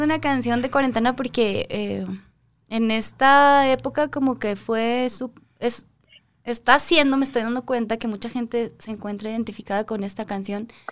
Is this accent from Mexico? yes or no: yes; Guadalajara, Jalisco, Mexico; moved away as an adult; now in Mexico City, Mexico; soy de Guadalajara